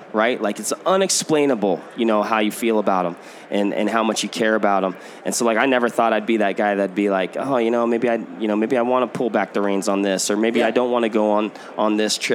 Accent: Washington, United States; now in Middleton, Wisconsin, United States; born and raised in Washington

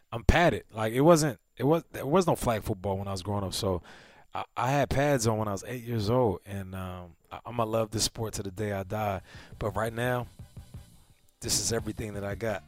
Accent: Seattle, Washington, United States; now in Arizona, United States; I'm from Seattle

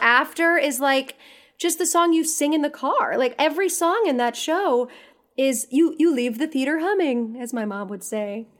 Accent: the Catskills, New York, United States; I'm from New York, I'm from the Catskills

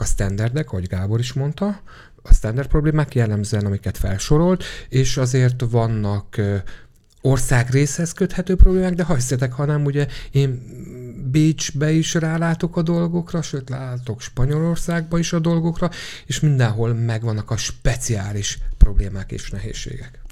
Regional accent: Székesfehérvár, Fejér, Hungary; Ugye én Székesfehérvári vagyok, de Pesten is rengeteget dolgozom

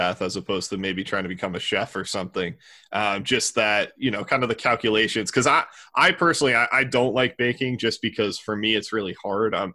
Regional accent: New Jersey, United States; now in Fort Worth, United States; I'm from New Jersey

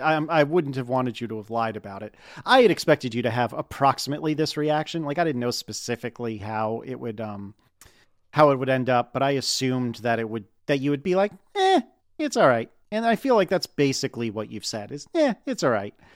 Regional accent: United States

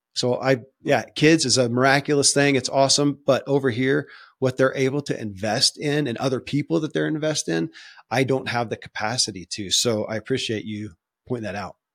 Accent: Kentucky, United States; born or raised there

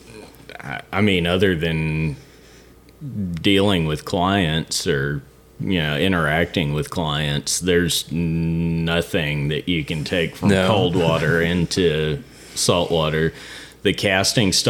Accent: Rockport, Texas, United States; also born or lived in Lamar, Texas; I'm from Rockport, or grew up here, spent most of my life here. And I grew up in Lamar on St. Charles Bay

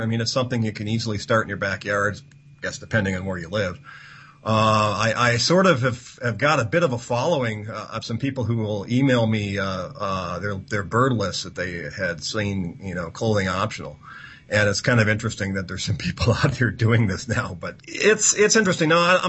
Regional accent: United States; And I excluded Cuba because, being an American, can't really travel effectively to Cuba.

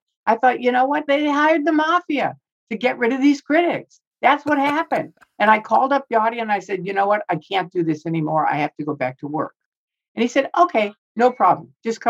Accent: Chicago, Illinois, United States; moved away; I grew up in Chicago around the mafia.

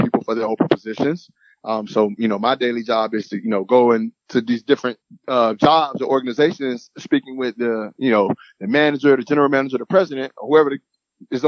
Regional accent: Lakeland, Florida, United States; now in Gainesville, United States; I'm from Lakeland, which is, you know, hour and a half from here

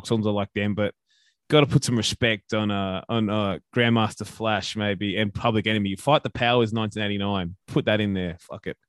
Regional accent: Australia; As an Aussie

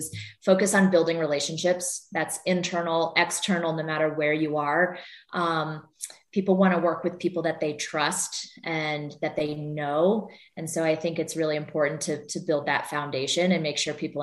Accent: Vermont, United States; moved away; I grew up in Vermont and there are no pro sports teams there

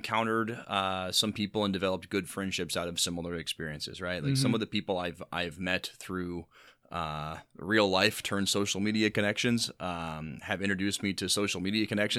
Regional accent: Illinois, United States; something from my hometown, like, WQAD had an app. It's the Illinois side of the Quad Cities.

